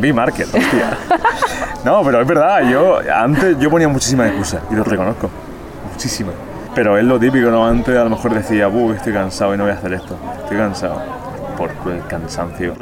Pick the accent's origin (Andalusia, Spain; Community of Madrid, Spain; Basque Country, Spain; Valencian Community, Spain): Andalusia, Spain; Jaén; yo soy de Jaén